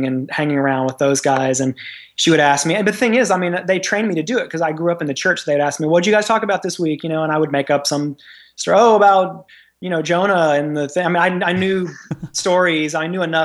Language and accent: English; Memphis, Tennessee, United States; I grew up in Memphis, Tennessee, and so in the South